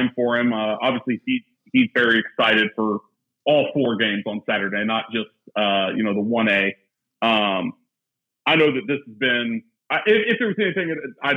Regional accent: Ellettsville, Indiana, United States; born and raised in Ellisville, Indiana, in the shadow of Assembly Hall

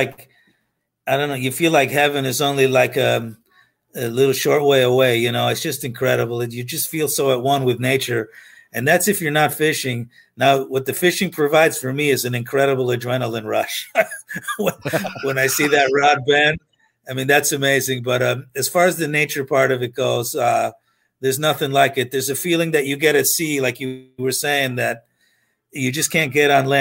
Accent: Pennsylvania, United States; moved away as an adult; also born or lived in New York City, New York / New Jersey; now in Florida, United States; I was born in New York, and then we lived in New Jersey for a short time. And then we moved to Pennsylvania when I was about 9 years old, and I stayed in Pennsylvania till my early 20s. And then I came to Florida

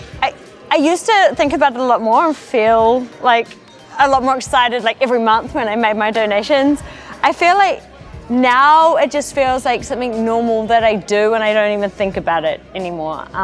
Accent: New Zealand; I'm from New Zealand

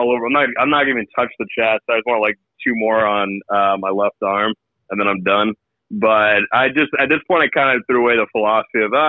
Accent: New York, United States; growing up in New York

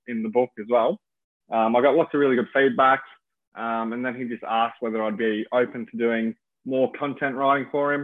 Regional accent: Melbourne, Victoria, Australia; moved away as an adult; also born or lived in Coolangatta, Gold Coast / London; So I grew up in Melbourne, which is a pretty big city

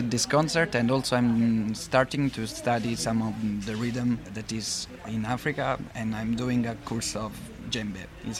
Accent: Italy; I'm from Italy, and I'm here in Dakar to play with other musicians.

